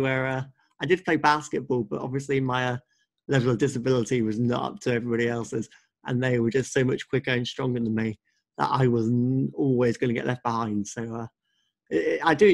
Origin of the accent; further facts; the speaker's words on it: Suffolk, East of England, United Kingdom; also born or lived in Leicester; I've lived in Suffolk my whole life.